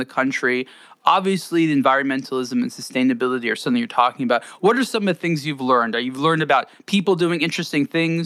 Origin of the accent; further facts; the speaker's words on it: United States; as an American